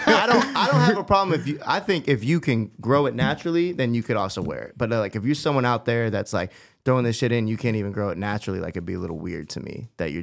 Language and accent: English; East Coast, United States; now in Los Angeles, United States; we're from the East Coast